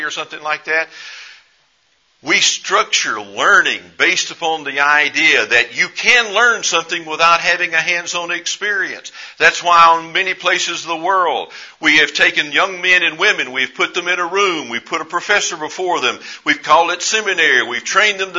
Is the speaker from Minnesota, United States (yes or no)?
no; East Texas, United States; I grew up in East Texas